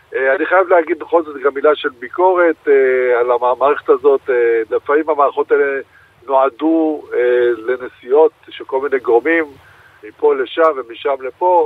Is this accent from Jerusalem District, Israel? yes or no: no; Rishon LeZion, Central District, Israel; בתור ילד שגדל בראשון לציון